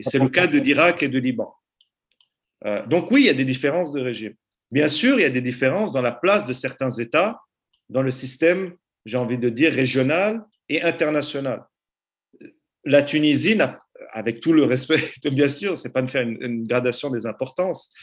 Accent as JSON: {"language": "French", "town": "Aleppo", "region": "Aleppo Governorate", "country": "Syria", "moved": "yes", "lives_now": "Lausanne, Switzerland", "said": "La ville d'où je suis originaire, Alep"}